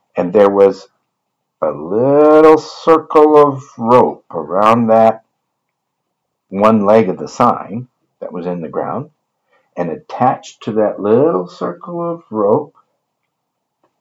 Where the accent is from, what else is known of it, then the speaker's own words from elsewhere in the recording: Rochester, Michigan, United States; where I grew up in Michigan. Northport, no, that was where I vacationed. It was Rochester, Michigan.